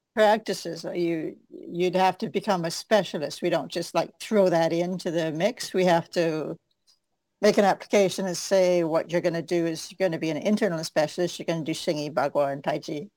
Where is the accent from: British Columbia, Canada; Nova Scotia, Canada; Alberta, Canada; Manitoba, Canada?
British Columbia, Canada; Victoria, Vancouver; I came from Van- Victoria, Vancouver